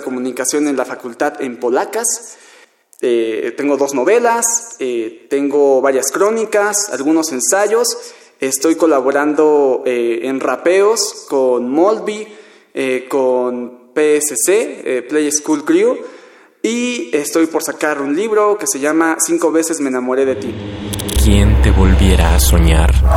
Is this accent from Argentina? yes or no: no; Tlalnepantla, State of Mexico, Mexico; soy de Tlanepantla, Estado de México